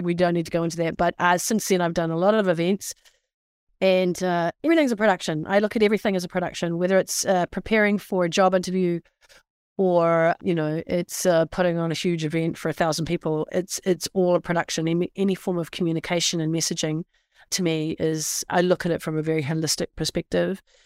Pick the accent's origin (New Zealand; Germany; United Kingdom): New Zealand; now in United States; I'm from the Deep South, also known as New Zealand